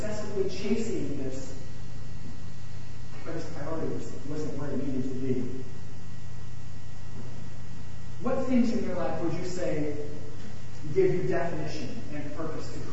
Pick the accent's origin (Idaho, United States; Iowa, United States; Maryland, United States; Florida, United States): Iowa, United States; now in California, United States; I'm from Iowa originally